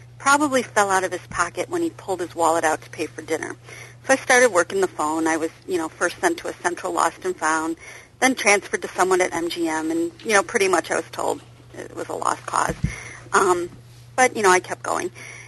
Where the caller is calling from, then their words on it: Schaumburg, Illinois, United States; I'm calling from Schaumburg, Illinois